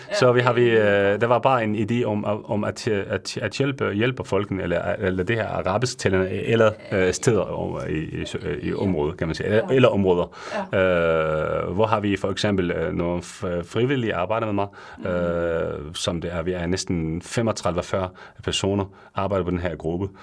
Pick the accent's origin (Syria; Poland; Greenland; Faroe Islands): Syria; Danish is a second language; moved away as an adult; now in Denmark; Jeg kommer fra Syrien øh, i 2015, øhm, hvor jeg bliver, øh, jeg bliver uddannet som farmaceut i Syrien